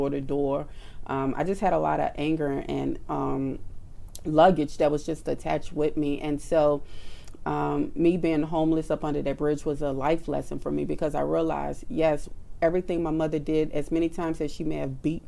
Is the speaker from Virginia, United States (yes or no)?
no; New Orleans, Louisiana, United States; I grew up in New Orleans